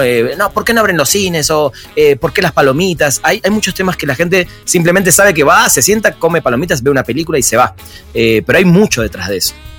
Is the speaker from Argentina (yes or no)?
yes; Argentina; en Argentina decimos con el fútbol, decimos somos